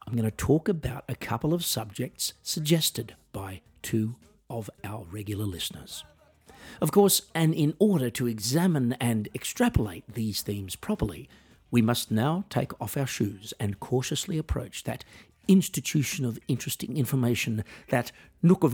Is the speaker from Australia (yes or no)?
yes; Australia; I am an Australian musician